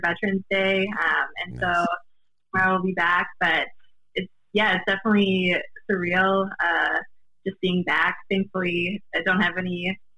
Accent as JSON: {"language": "English", "town": "River Falls", "region": "Wisconsin", "country": "United States", "tie": "born or raised there", "said": "I grew up in River Falls, Wisconsin"}